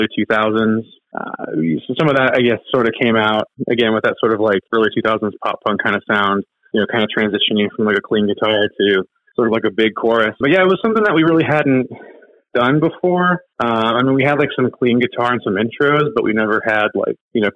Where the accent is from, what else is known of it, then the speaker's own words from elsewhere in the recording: Sacramento, California, United States; We're from Sacramento